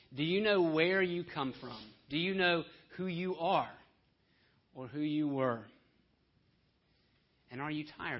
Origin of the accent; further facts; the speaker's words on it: Homewood, Alabama, United States; I'm from Homewood, Alabama